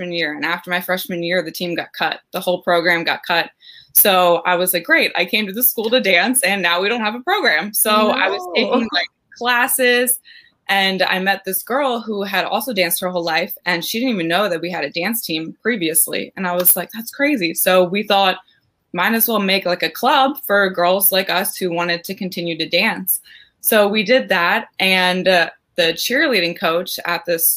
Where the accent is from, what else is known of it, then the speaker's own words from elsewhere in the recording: Maryland, United States; moved away; I went back home to Maryland. I'm originally from Maryland.